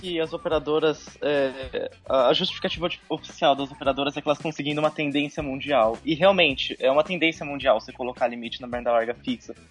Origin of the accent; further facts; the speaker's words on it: Bauru, São Paulo, Brazil; eu sou de Bauru, mas estou aqui em Tupã